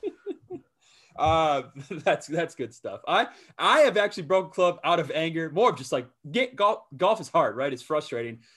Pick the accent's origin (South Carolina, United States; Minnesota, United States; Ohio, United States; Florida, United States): Minnesota, United States; southern; my hometown, my home course, uh, wh-, where I'm from and, uh, in southern Minnesota